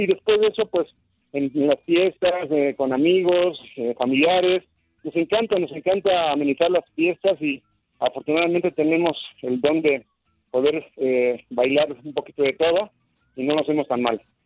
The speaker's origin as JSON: {"language": "Spanish", "country": "Mexico", "said": "como mexicanos que somos"}